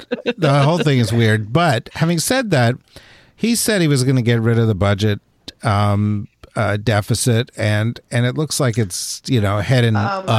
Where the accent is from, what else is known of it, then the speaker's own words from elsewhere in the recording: New Jersey, United States; So, Corey, I'm from New Jersey.